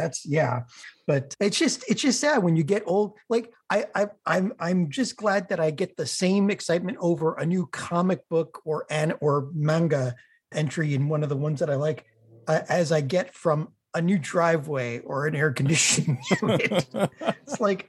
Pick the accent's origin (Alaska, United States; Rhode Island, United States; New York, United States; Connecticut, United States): Connecticut, United States; I'm from Connecticut, so I know Cumberland Farms.